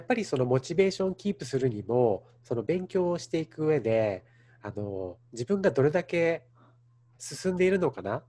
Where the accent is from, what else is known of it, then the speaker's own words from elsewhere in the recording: Japan; now in Los Angeles, United States; 自分の生まれ育った文化